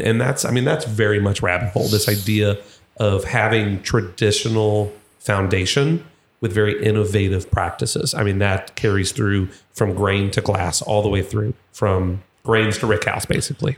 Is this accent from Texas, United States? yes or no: no; Louisville, Kentucky, United States; I am from Louisville